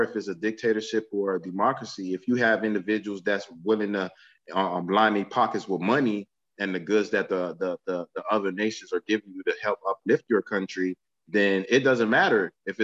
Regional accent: United States; we come from the United States

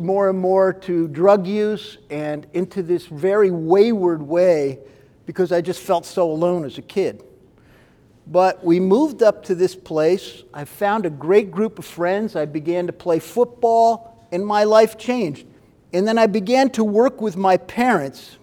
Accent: Kerhonkson, New York, United States; also born or lived in Bedford Hills, New York; I grew up in a town called Kerhonkson, New York, which is actually kind of like in the foothills of the Catskills

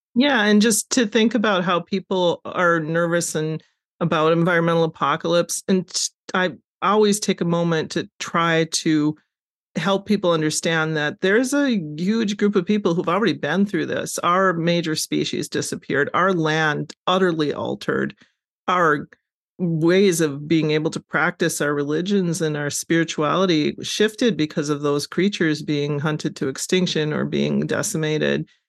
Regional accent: Wahpeton, North Dakota, United States; I grew up in North Dakota

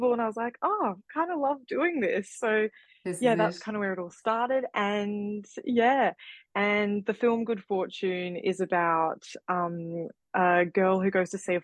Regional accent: Perth, Western Australia, Australia; a filmmaker from Perth, Western Australia

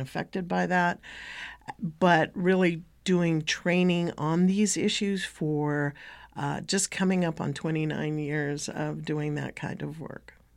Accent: United States; I come from Techi'tni and Toriya'tchi'tni, Bashesh'i, the Dene Nation.

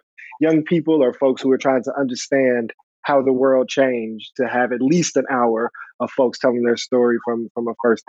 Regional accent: Chicago, Illinois, United States; somebody growing up in Chicago

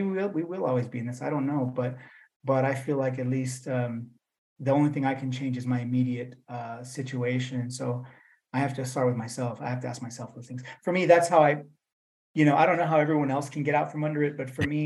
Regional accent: Fresno, California, United States; first language English; now in El Paso, United States; I was originally from the San Joaquin Valley, you know, from Fresno

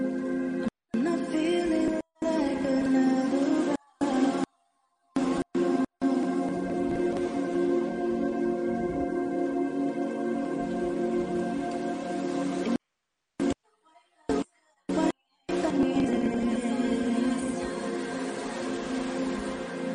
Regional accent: London, United Kingdom; I am from the UK. I'm from London

